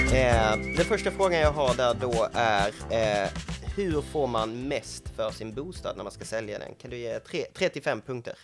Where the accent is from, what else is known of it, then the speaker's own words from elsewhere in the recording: Skåne, Sweden; som skåning